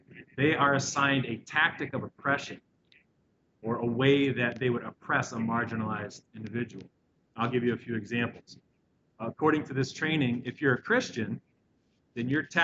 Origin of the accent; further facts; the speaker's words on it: Indiana, United States; now in Chicago, United States; I grew up in Indiana